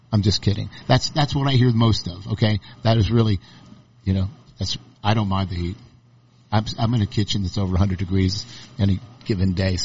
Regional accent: Northeast, United States; I did not want to try to imprint my culture from growing up in the Northeast on here.

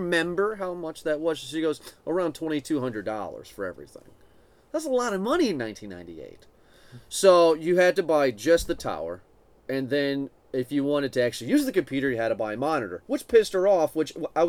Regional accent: Swanton, United States; Swanton, my hometown and where we live now

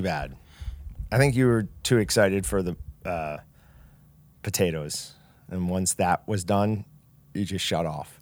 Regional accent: Kansas, United States; I'm from Kansas

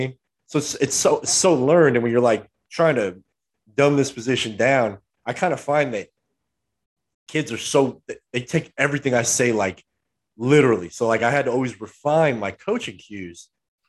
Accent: Southern California, United States; we're from SoCal

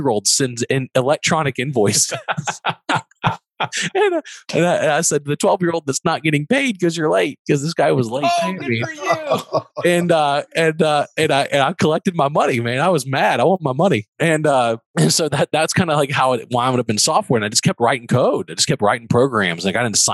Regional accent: Baton Rouge, Louisiana, United States; moved away as an adult; also born or lived in Texas; I am from Baton Rouge

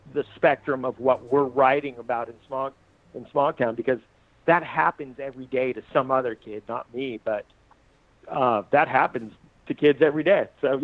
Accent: Costa Mesa, California, United States; Sneaking Out is me and my brother growing up in Costa Mesa, sneaking out of the house

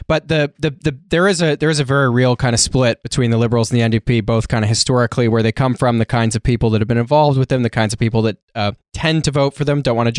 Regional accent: Canada; accent: Canadian

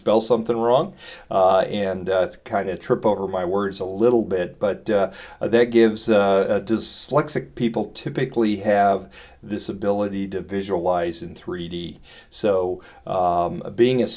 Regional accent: Silicon Valley, California, United States; now in Boulder, United States; growing up in Silicon Valley

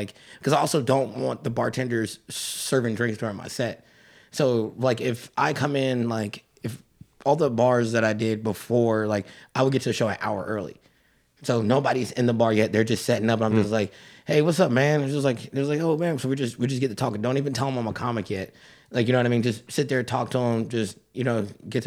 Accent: Atlanta, Georgia, United States; I grew up in Atlanta

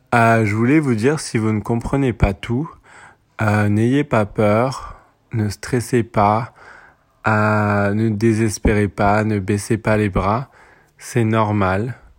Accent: French Polynesia; moved away; also born or lived in Paris, France; moi j'ai grandi à Tahiti

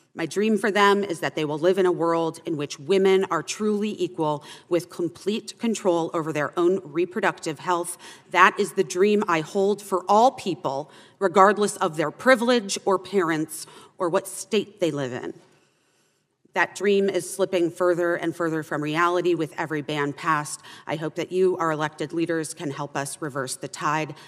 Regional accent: Arizona, United States; my home state of Arizona

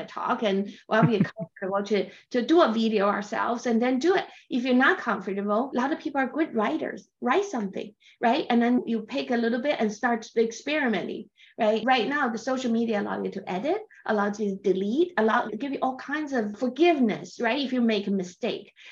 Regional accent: China; English is a second language; I'm from China, so I read Chinese books to relax to and Chinese novels

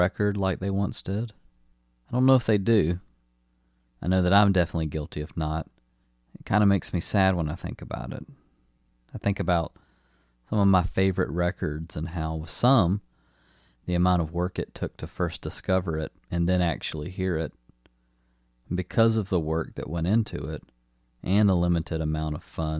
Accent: Newnan, Georgia, United States; my hometown of Noonan, Georgia

